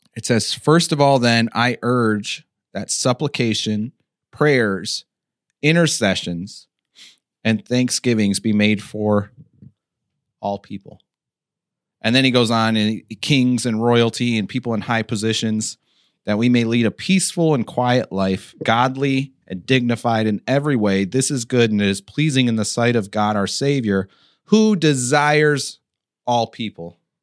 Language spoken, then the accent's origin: English; United States; us as the American church